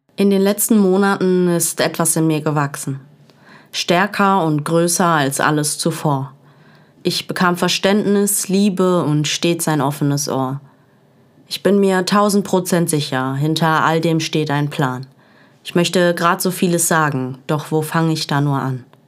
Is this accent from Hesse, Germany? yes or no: no; Essen, North Rhine-Westphalia, Germany; also born or lived in Dortmund; Zwischen Falkenzentrum und Weigelhaus. An diesen Orten wuchs ich auf. Zwischen Fußballplatz und Gesangsverein. Werde im Herzen für immer eine Essenerin sein.